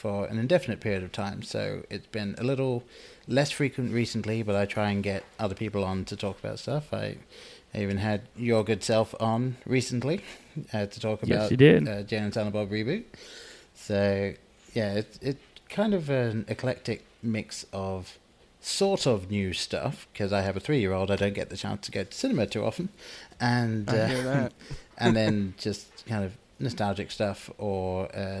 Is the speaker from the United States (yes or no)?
no; England, United Kingdom; I grew up in England, and my parents were not religious.